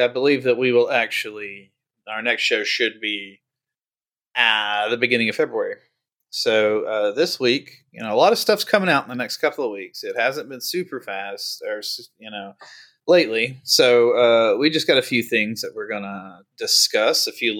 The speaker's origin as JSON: {"language": "English", "country": "United States", "said": "Well, we're American."}